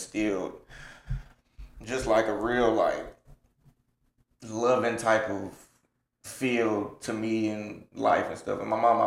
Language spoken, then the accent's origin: English; Atlanta, Georgia, United States; I'm from the south side of Atlanta. Grew up on Exit 66